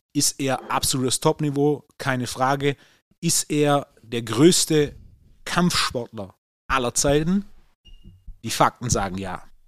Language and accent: German; Swabia, Germany; Als Schwabe